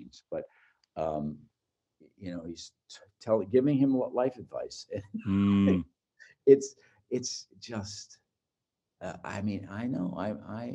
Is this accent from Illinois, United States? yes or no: yes; outside of Chicago, Illinois, United States; I'm from outside of Chicago